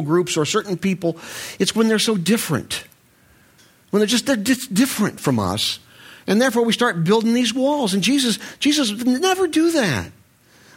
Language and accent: English; Short Hills, New Jersey, United States; I'm from Short Hills